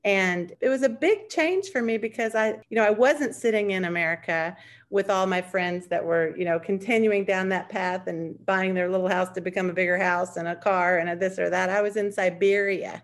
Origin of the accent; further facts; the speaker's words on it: United States; as an American, I would say being an American has been the best and the worst thing